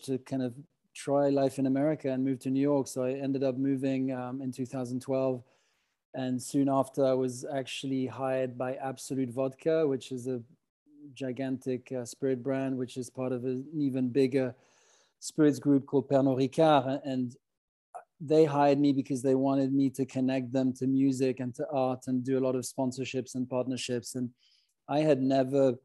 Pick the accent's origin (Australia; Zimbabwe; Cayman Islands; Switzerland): Switzerland; Geneva; moved away as an adult; also born or lived in London; I grew up in the French-speaking parts of Switzerland, primarily in Geneva.